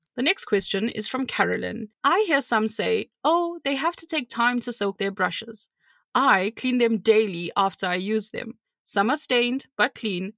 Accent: South Africa; I'm South African

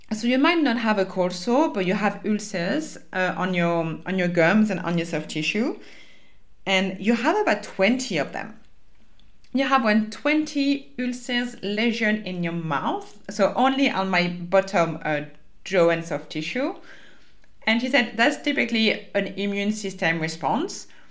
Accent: France; accent: French; English is a second language; moved away; my French accent

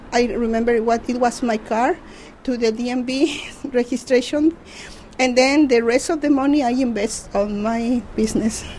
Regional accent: Mazatlán, Sinaloa, Mexico; English is a second language; moved away as an adult; now in San Francisco, United States; I am from Mexico, Mazatlán, Sinaloa.

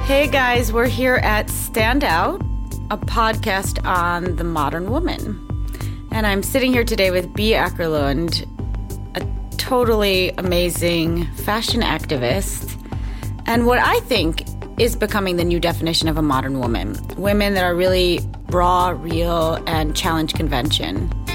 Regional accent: United States; also born or lived in Denmark / Sweden; as an American

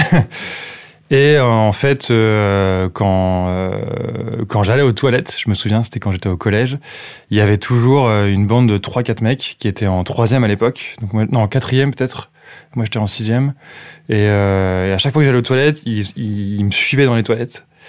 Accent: Châteaudun, Centre-Val de Loire, France; J'ai grandi à Châteaudun, en Eure-et-Loire

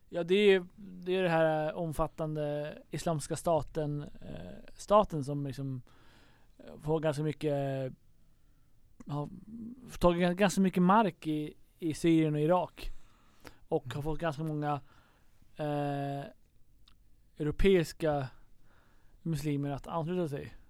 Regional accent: Sweden; vi kom från Sverige

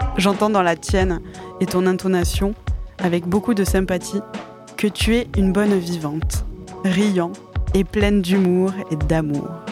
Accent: Campagne, Nouvelle-Aquitaine, France; also born or lived in Mont-de-Marsan / Belgium; J'ai passé mon enfance à Campagne

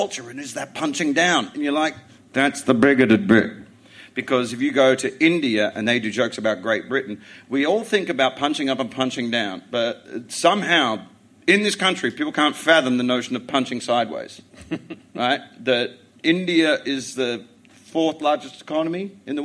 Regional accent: Australia; moved away as an adult; also born or lived in England; I'm an Australian that does comedy in England

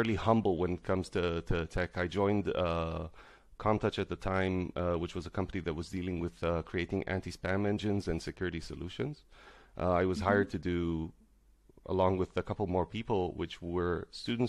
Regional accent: Tel Aviv, Tel Aviv District, Israel; moved away as an adult; now in Berlin, Germany; I'm originally from Tel Aviv. I am currently in Berlin for the past, I guess, 9 years or so

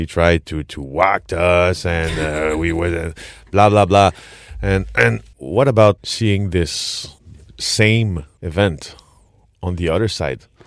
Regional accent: Quebec, Canada; accent: French Quebec, Canadian; English is a second language; my French Quebec, Canadian, English accent

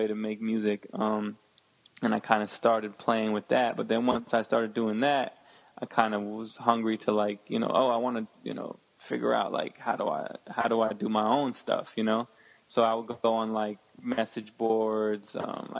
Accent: Connecticut, United States; also born or lived in Westchester, New York; originally I'm from Connecticut. I grew up in like Connecticut and Westchester, which is like outside of New York

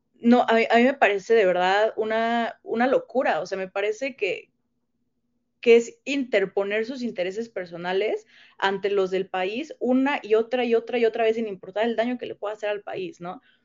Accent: Mexico; como mexicanos

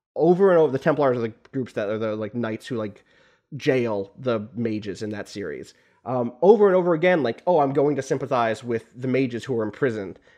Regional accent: United States; also born or lived in Canada; I am an American citizen. I was born here.

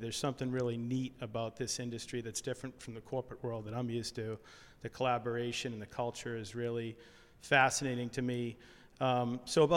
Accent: Hamilton, Massachusetts, United States; I grew up in Hamilton

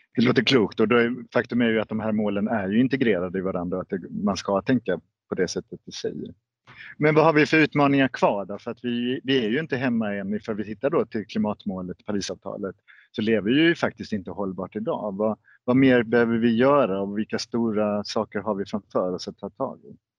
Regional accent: Malmö, Skåne, Sweden; vi som Malmöbor

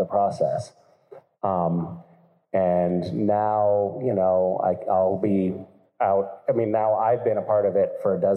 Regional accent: Greenfield, Massachusetts, United States; my hometown of Greenfield, Massachusetts

